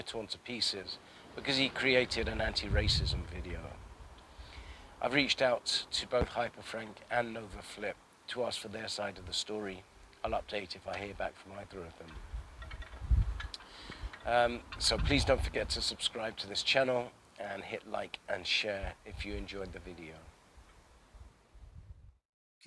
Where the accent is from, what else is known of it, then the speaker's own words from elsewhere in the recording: London, United Kingdom; I grew up in Northwest London and I'm in Southeast now